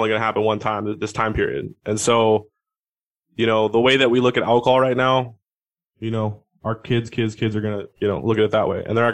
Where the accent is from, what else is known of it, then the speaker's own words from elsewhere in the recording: Seattle, Washington, United States; I'm from Seattle. I'm up here in Seattle